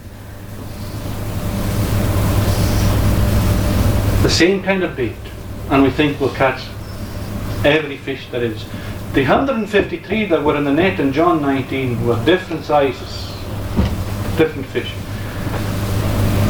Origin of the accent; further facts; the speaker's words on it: Uist, Scotland, United Kingdom; I grew up in Uist